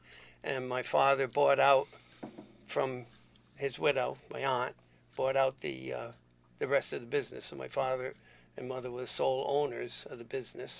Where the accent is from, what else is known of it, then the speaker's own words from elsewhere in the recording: Lebanon, United States; And I says, well, I'm from Lebanon, too.